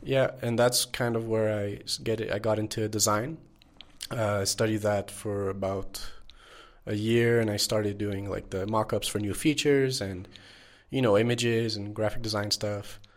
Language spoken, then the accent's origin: English; Montreal, Quebec, Canada; moved away as an adult; now in Mexico; born and raised in Montreal